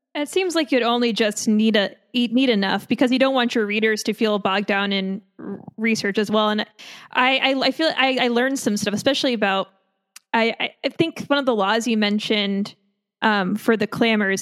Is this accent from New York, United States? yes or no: yes; Long Island, New York, United States; I'm from Long Island